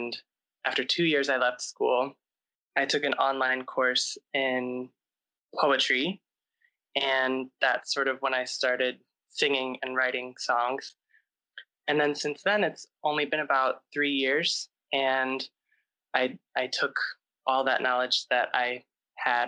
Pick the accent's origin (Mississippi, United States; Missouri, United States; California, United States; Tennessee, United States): Missouri, United States; St. Louis; moved away as an adult; also born or lived in Chicago; I grew up in St. Louis, Missouri, and then I moved to Chicago to start music school.